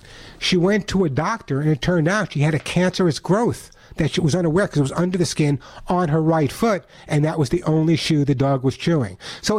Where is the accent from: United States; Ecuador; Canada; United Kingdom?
United States; New York; And you never know I was from New York because I don't have the accent anymore, of course, Roxanne.